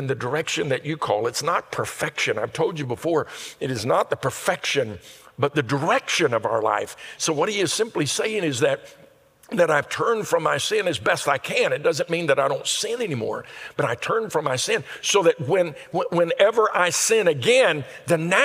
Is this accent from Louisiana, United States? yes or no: yes; Louisiana, United States; Where we grew up in Louisiana